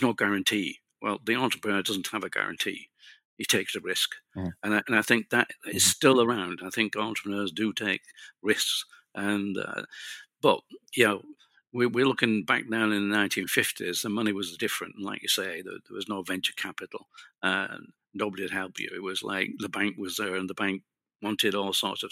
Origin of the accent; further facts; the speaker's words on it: United Kingdom; being British and speaking English